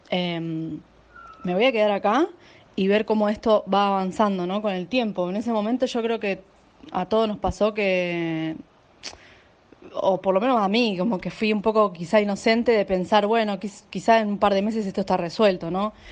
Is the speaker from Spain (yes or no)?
yes; Almería, Andalusia, Spain; now in India; soy de Almería. Bueno, yo llegué a India el 8 de marzo y me vine directamente a Rishikesh, que es el lugar donde estoy ahora varada.